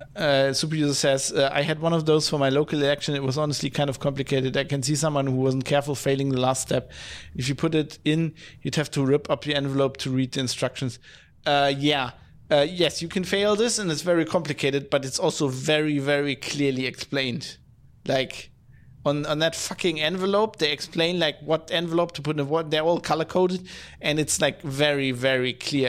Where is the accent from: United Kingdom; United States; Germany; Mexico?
Germany; Duisburg, North Rhine-Westphalia; my hometown of Duisburg